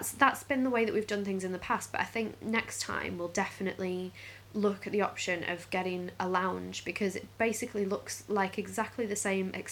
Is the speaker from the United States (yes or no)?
no; Stoke-on-Trent, West Midlands, United Kingdom; which we're from Stoke